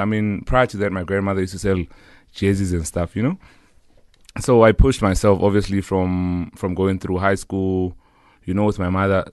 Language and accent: English; South Africa; I come from Kotowoza in the East End, you know. Yeah. So I grew up with, I was rather raised by my grandmother and my mother